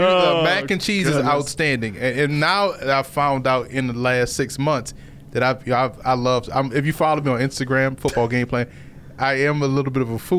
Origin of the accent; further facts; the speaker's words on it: New Orleans, Louisiana, United States; moved away as an adult; I'm from New Orleans.